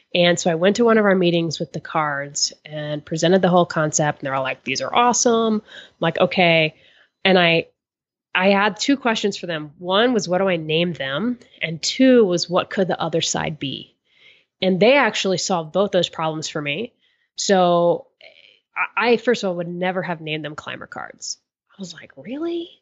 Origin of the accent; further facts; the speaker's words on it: Florida, United States; I grew up in Florida